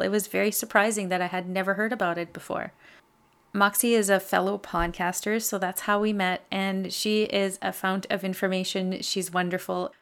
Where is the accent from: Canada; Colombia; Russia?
Canada; I'm a Francophone from Canada